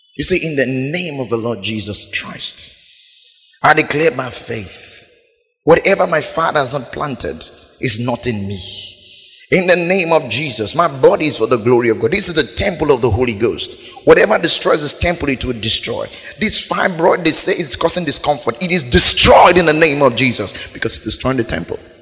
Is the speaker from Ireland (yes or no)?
no; Biseni, Bayelsa, Nigeria; I'm from Biseni